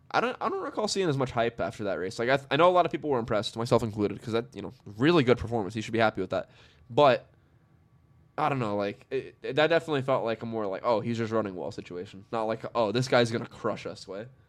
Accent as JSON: {"language": "English", "region": "New York", "country": "United States", "said": "I'm from New York."}